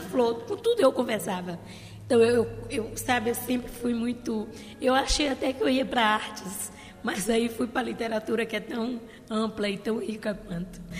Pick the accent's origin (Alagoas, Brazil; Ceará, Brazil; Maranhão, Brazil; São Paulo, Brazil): Maranhão, Brazil